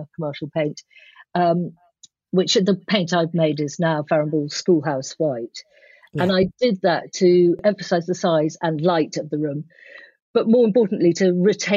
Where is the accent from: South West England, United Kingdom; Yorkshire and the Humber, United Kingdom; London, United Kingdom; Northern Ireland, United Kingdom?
London, United Kingdom; moved away as an adult; now in Somerset, United Kingdom; we very much, all four of us, grew up in London, my husband, my children and me